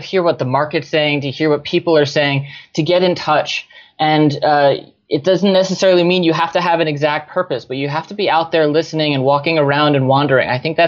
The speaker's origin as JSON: {"language": "English", "region": "New Jersey", "country": "United States", "tie": "born or raised there", "said": "So I grew up in New Jersey, was as American as apple pie for a long time, actually."}